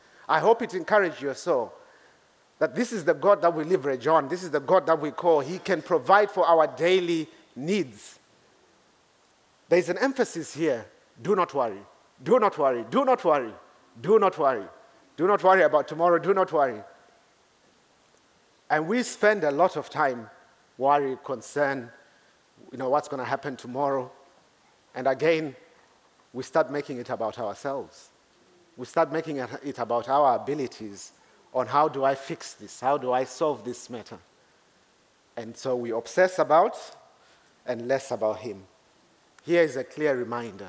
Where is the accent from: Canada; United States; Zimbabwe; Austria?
Zimbabwe; moved away as an adult; now in Reading, United Kingdom; I come from Zimbabwe